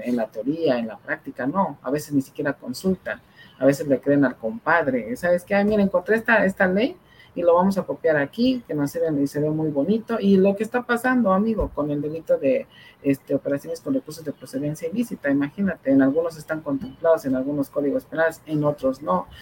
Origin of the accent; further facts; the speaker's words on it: Mexico; uno como, como mexicano